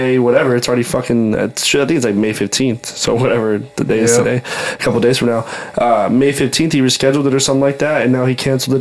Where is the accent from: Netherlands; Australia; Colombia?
Colombia; Medellín, Antioquia; moved away; the city I'm from Medellin